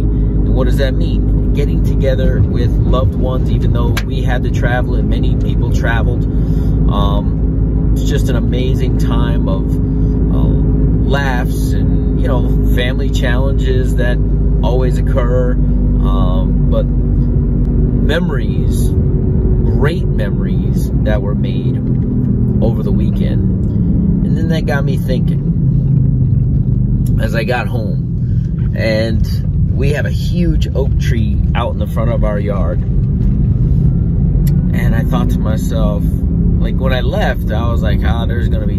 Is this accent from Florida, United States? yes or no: yes; Florida, United States; I grew up in Florida